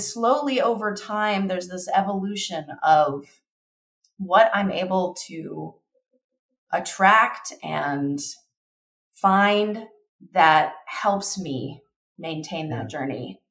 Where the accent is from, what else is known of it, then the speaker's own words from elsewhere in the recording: Kentucky, United States; now in Denver, United States; I grew up in Kentucky.